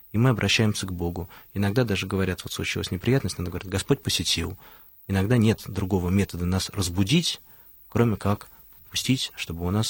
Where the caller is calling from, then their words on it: Moscow, Russia; Здравствуйте, во-первых … я из Москвы.